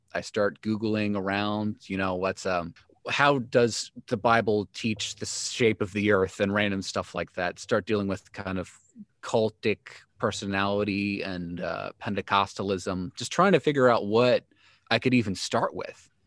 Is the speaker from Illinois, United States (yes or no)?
yes; Joliet, Illinois, United States; I grew up in Joliet, Illinois, third child of professing Christians